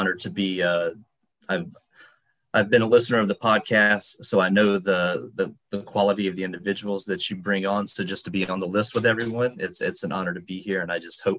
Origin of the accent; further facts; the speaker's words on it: Bartow, Florida, United States; I grew up in Central Florida, in a little town called Bartow in Polk County